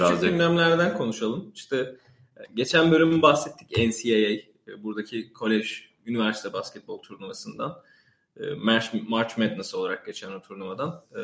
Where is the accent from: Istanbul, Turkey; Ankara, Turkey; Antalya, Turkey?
Istanbul, Turkey; moved away as an adult; now in Boston, United States; İstanbulluyum ben normalde doğum, e, doğma büyüme İstanbulluyum. E, burada doktoraya geldim. MIT Ekonomi Departmanı'na.